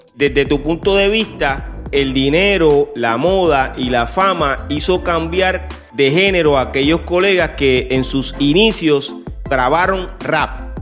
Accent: Puerto Rico; Yo me crié a unos minutos de donde tú dices que viviste un tiempo. Yo soy de la Marina.

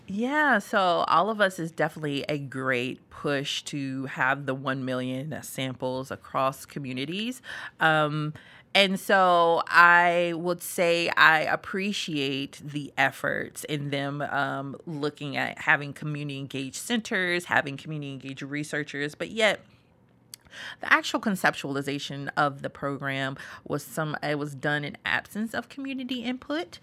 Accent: Greensboro, North Carolina, United States; moved away; I'm originally from Greensboro, North Carolina, born and raised

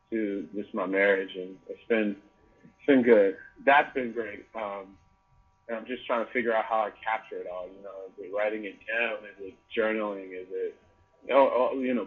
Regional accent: Maywood, Illinois, United States; moved away; I grew up in a small town right outside of Chicago on the west side called Maywood.

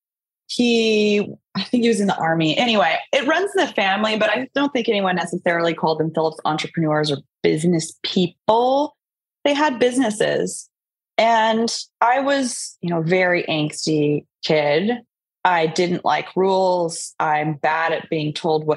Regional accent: Sacramento, California, United States; also born or lived in San Diego, California; I grew up mostly in Sacramento. I was born in San Diego

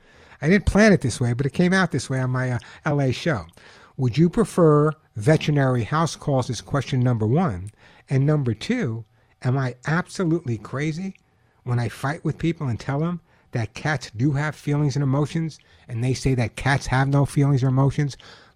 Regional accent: Long Island, New York, United States; now in Santa Monica, United States; I grew up on Long Island. I know you'd never know. You'd think I grew up somewhere in Nebraska, but I grew up on Long Island. I guess I lost my accent.

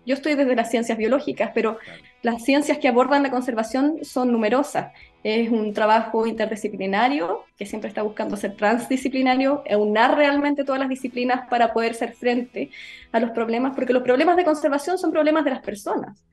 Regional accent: Osorno, Los Lagos, Chile; also born or lived in Santiago / London; yo soy de Osorno, nací y criada en Osorno

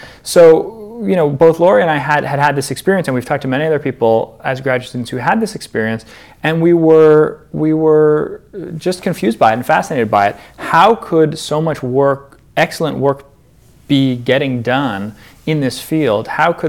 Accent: Toronto, Ontario, Canada; moved away as an adult; also born or lived in Massachusetts / Michigan; now in Amherst, United States; I grew up in Toronto, Canada, and I went to Jewish day schools there.

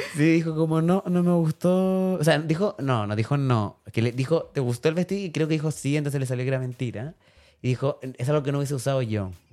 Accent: Chile; nosotros como chilenos

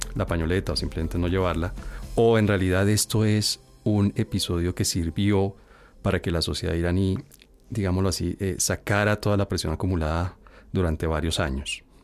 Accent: Colombia; Uno como colombiano

